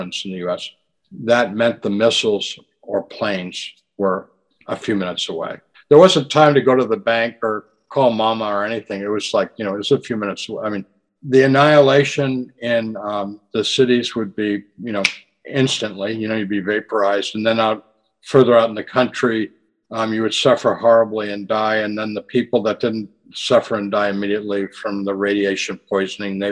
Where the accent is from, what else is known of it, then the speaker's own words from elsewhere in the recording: United States; my generation growing up in the United States in the 50s and 60s